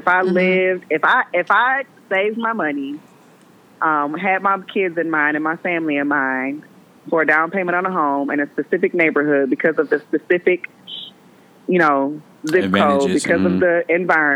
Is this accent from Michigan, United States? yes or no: no; Milwaukee, Wisconsin, United States; also born or lived in Brown Deer, Wisconsin; I grew up in Hillside because that's where New Concept was.